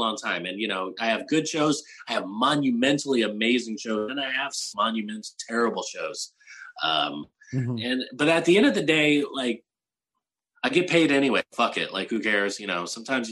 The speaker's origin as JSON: {"language": "English", "town": "San Antonio", "region": "Texas", "country": "United States", "also_born_or_lived": "Portland, Oregon", "moved": "as an adult", "lives_now": "Austin, United States", "said": "I'm originally from San Antonio"}